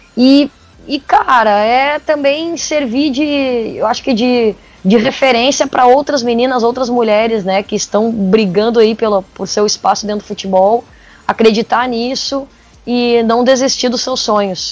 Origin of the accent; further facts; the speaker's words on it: Porto Alegre, Rio Grande do Sul, Brazil; eu sou de Porto Alegre, sou do sul do Brasil, e sempre tive todas as experiências aqui no Sul.